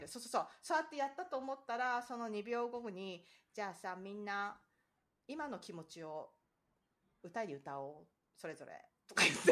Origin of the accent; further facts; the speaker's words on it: near Shonan, Kanagawa, Japan; now in Florida, United States; 私の実家からすぐなんですよね。